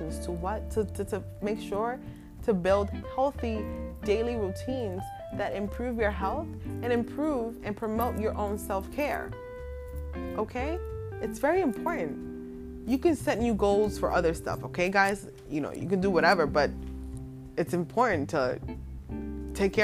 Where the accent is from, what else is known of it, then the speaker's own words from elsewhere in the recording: New York City, New York, United States; also born or lived in Williamsburg, Brooklyn; I'm in Brooklyn right now, but I'm from the Bronx